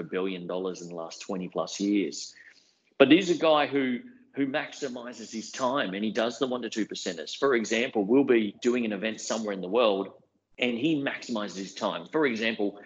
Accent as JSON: {"language": "English", "town": "Brisbane", "region": "Queensland", "country": "Australia", "tie": "born or raised there", "said": "I'm a young guy, but I grew up in Brisbane"}